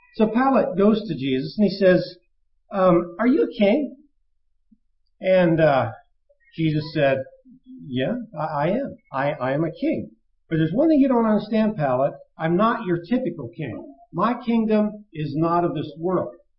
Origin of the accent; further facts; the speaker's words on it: United States; We as American citizens